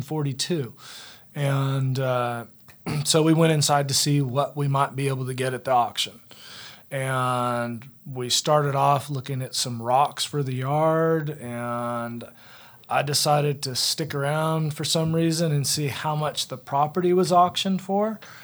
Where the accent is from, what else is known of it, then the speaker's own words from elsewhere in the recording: California, United States; moved away; also born or lived in Virginia; I am originally from California. I ended up here by way of Virginia.